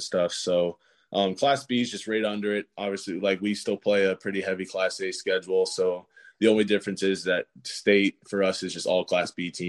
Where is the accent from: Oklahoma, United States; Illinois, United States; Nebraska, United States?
Nebraska, United States; I got to work with a lot of them growing up playing in different organizations in Omaha